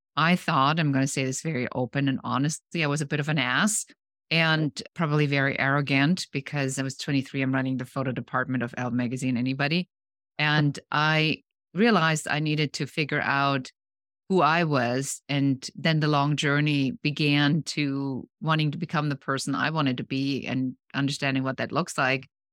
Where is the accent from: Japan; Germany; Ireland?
Germany; moved away; I'm original from Germany